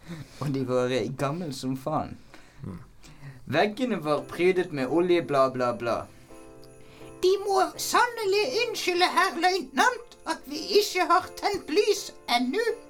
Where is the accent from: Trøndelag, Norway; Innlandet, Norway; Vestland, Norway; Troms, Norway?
Vestland, Norway; Bergen; jeg er bergenser